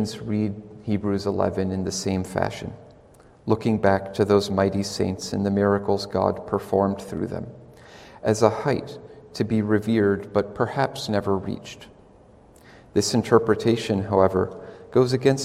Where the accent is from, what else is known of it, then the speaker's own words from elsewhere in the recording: Cincinnati, Ohio, United States; When I was a child, I grew up in Cincinnati, Ohio